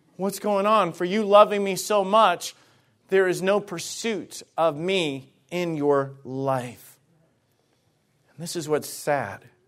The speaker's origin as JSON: {"language": "English", "region": "Alabama", "country": "United States", "moved": "yes", "said": "I was from Alabama, okay? And, and, and some of the things and ways that I grew up and everything, it was just different"}